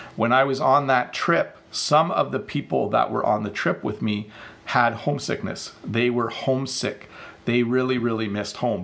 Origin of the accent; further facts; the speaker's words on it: Canada; me being of Dutch descent, you know, I was born in Canada, but my parents came from Holland